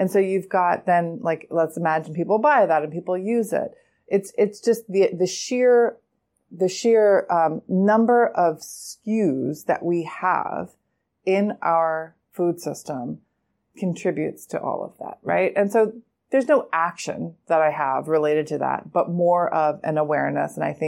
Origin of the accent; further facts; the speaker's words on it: New York City, New York, United States; I'm a New Yorker. I see it. I live in this city as well.